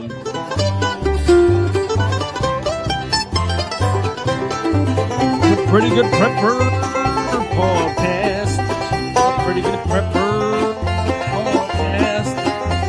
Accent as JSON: {"language": "English", "region": "Appalachia", "country": "United States", "said": "I'm from the Appalachian Mountains."}